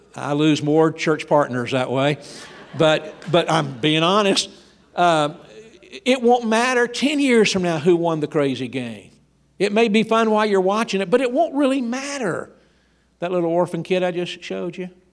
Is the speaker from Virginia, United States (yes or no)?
no; Georgia, United States; I grew up in Georgia